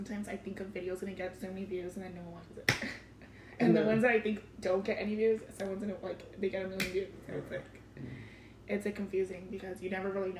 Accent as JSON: {"language": "English", "town": "Compton", "region": "California", "country": "United States", "also_born_or_lived": "Mazatlan, Mexico", "said": "I'm from Compton, too."}